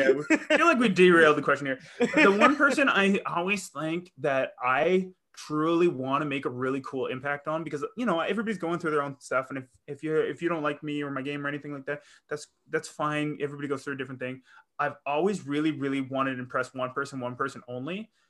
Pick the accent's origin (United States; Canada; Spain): Canada; Northwest Territories; I was born in the Northwest Territories in Canada, and like so far up north and that there's like polar bears and stuff.